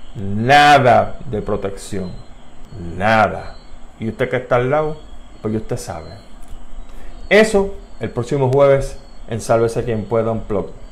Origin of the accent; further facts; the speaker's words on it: Puerto Rico; las preocupaciones que nosotros tenemos como puertorriqueños